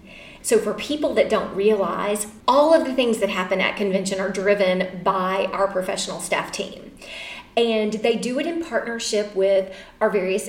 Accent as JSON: {"language": "English", "region": "Mississippi", "country": "United States", "tie": "born or raised there", "said": "my home state where there is only one chapter at my alma mater"}